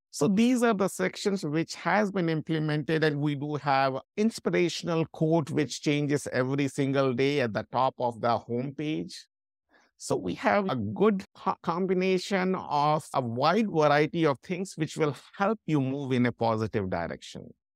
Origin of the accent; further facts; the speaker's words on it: India; moved away as an adult; also born or lived in London; I'm from India